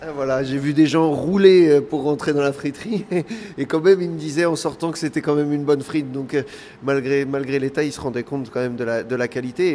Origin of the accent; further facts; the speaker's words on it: Pas-de-Calais, Hauts-de-France, France; moi je suis originaire donc euh, originaire du Pas-de-Calais